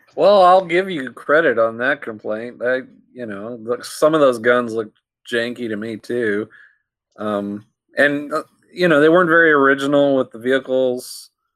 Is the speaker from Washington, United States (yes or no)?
no; New Orleans, Louisiana, United States; I'm from New Orleans.